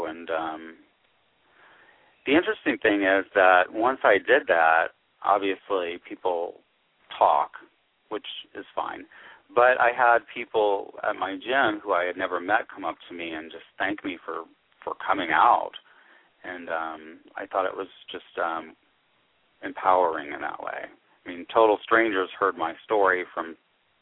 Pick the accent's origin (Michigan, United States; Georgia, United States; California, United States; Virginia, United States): Georgia, United States; moved away as an adult; I'm from the Deep South